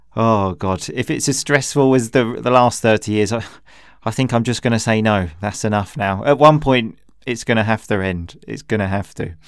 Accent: Chelmsford, East of England, United Kingdom; I just love my hometown

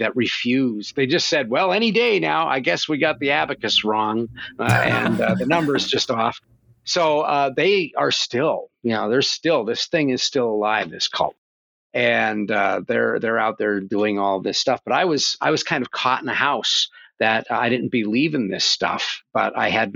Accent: northeastern Pennsylvania, United States; I grew up in the coal mines of Pennsylvania. It was in northeastern Pennsylvania in a coal mine town.

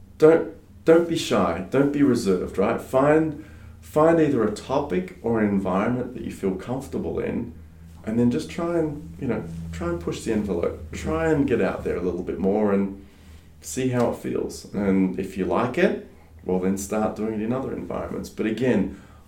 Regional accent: Australia; first language French; English is a second language; also born or lived in France; I grew up mainly in Australia, but spent a lot of time in France

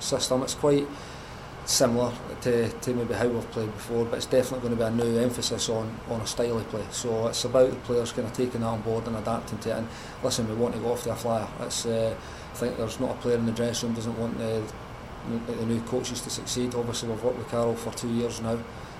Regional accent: Scotland, United Kingdom; as a Scottish lad

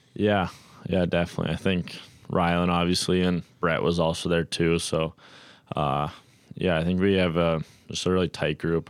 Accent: Red Deer, Alberta, Canada; Red Deer just being my hometown

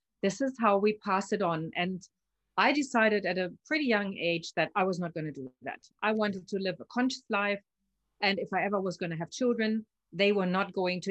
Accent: Germany; born there; I've lived in 9 and I've worked in 16 countries, but I was born in Germany.

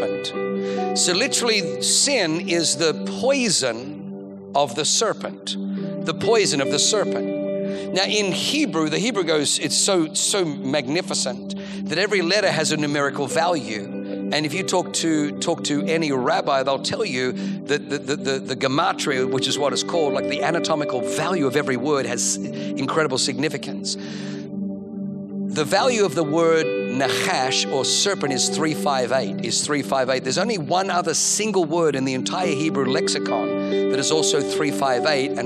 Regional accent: Australia; moved away; Growing up in Australia

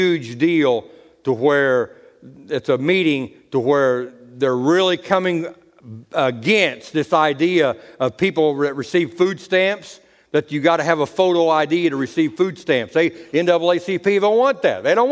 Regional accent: United States; I'm an American. I have a birth certificate.

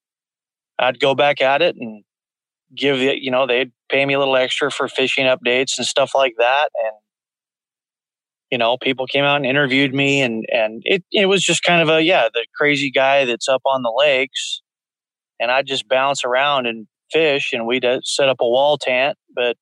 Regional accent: the Northwest, Pacific Northwest, United States; kind of born and raised in the Northwest

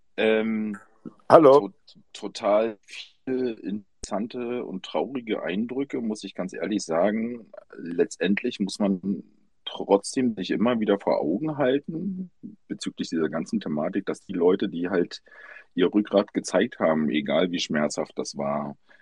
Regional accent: GDR, East Germany, Germany; ich bin in der DR groß geworden

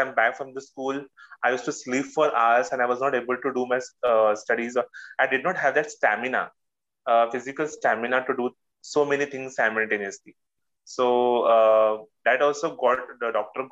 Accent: Mumbai, Maharashtra, India; I'm from Mumbai, India

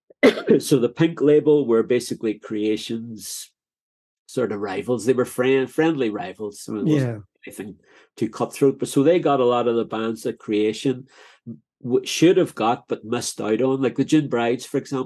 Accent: Derry, Northern Ireland, United Kingdom; moved away as an adult; also born or lived in London; growing up in Derry

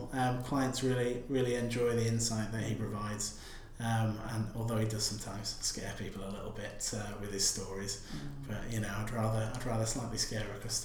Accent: the north of England, United Kingdom; moved away; I'm from up north in a coastal town

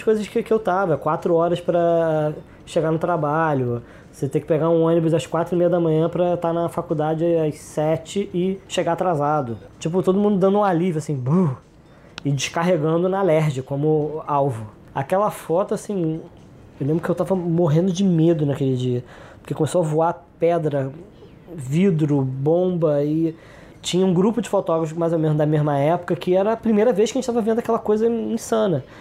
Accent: Rio de Janeiro, Brazil; also born or lived in São Gonçalo; Eu, eu, cresci em Jacarepaguá, eu sou de São Gonçalo, é, mas cresci na Zona Oeste, cresci em Jacarepaguá

